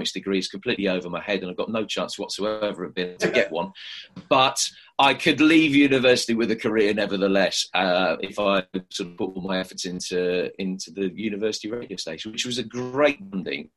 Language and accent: English; Midlands, United Kingdom; I'd listened to a lot of radio when I was growing up in the Midlands